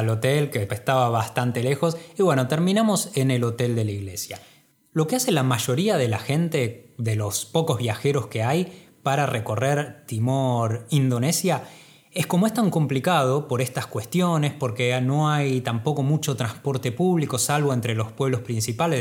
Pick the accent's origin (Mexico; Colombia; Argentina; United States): Argentina